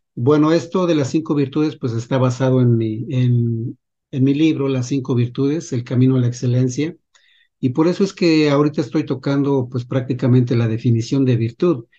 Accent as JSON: {"language": "Spanish", "country": "Mexico", "said": "yo soy de México"}